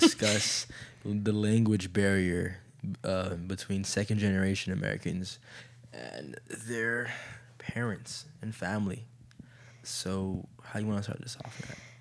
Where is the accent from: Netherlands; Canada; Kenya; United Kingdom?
Kenya; I'm still Kenyan